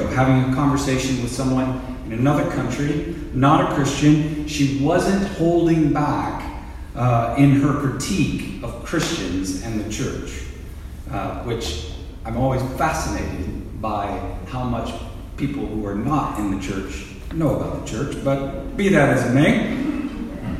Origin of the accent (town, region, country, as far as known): United States